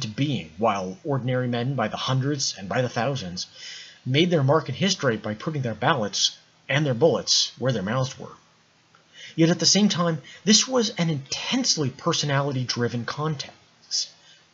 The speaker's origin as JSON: {"language": "English", "country": "United States", "said": "I am American."}